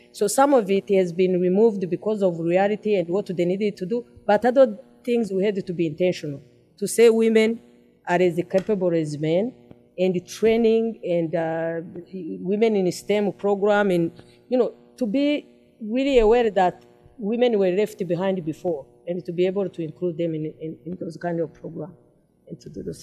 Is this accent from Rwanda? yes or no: yes; Rwanda; Umuganda that has helped our country to be rebuilt